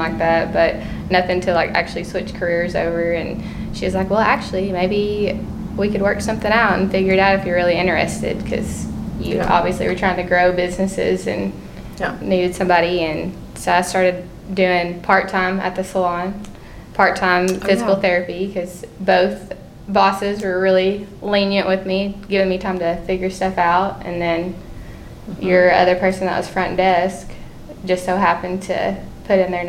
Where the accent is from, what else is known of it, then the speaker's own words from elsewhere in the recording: Lavaca, Arkansas, United States; I am from Lavaca, which is 15 minutes east of here, and been here my whole life